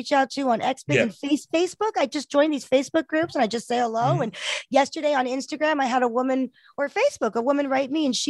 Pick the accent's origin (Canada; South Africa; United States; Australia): South Africa; We're from South Africa